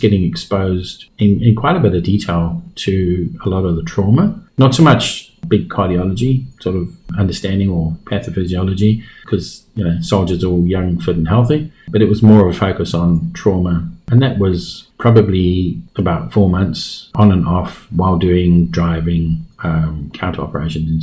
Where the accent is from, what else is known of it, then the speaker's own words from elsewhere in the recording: South Africa; also born or lived in England; I was born in England. We migrated to South Africa in about 75, did my schooling there.